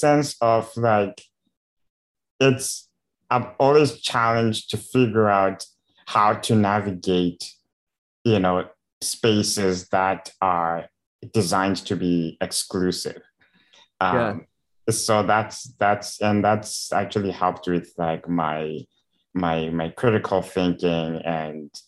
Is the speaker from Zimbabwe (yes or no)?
yes; Zimbabwe; Growing up in Zimbabwe, there's almost zero resources available for people with disabilities.